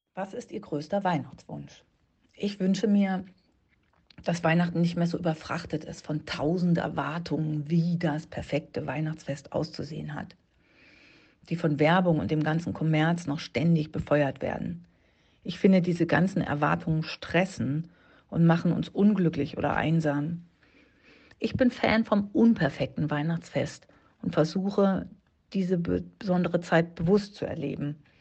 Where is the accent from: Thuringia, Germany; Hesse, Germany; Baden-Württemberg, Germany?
Baden-Württemberg, Germany; moved away; also born or lived in Berlin; im Badischen ist das, da wo ich herkomme